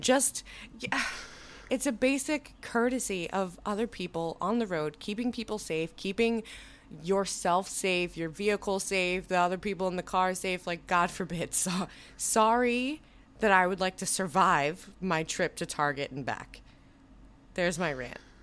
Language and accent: English; New Jersey, United States; moved away; I am from New Jersey.